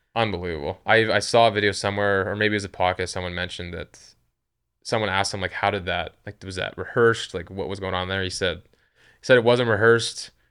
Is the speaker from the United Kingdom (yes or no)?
no; Western Canada, Canada; I'm from Canada, but I'm from the West